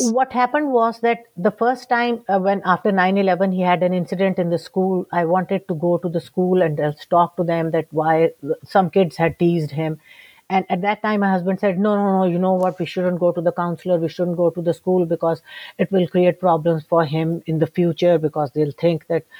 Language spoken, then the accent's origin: English; Lahore, Punjab, Pakistan; I'm from Lahore, Pakistan.